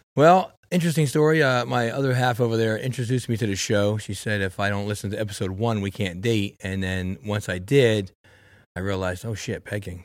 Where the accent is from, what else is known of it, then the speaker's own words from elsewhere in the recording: Florida, United States; We're from Florida.